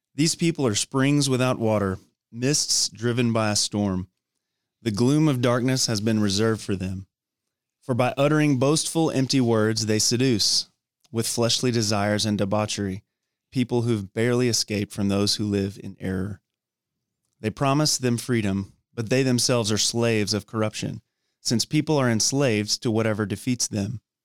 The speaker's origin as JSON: {"language": "English", "town": "Dallas", "region": "Texas", "country": "United States", "tie": "born or raised there", "also_born_or_lived": "Georgia / Thailand / Tennessee / College Station, Texas", "said": "grew up in the Dallas Fort Worth area"}